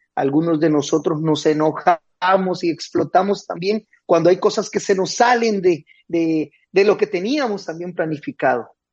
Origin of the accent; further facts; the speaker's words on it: Guatemala; now in Nicaragua; En Guatemala decimos